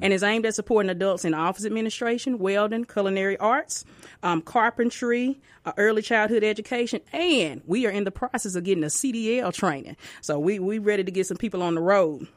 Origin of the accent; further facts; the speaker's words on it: Tupelo, Mississippi, United States; now in Pearl, United States; I'm from Tupelo, Mississippi